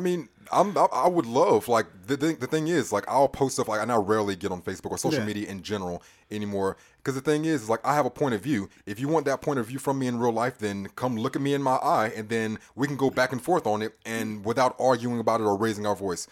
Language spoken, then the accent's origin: English; Charlotte, North Carolina, United States; also born or lived in California; I was born in Charlotte Presbyterian Hospital up the road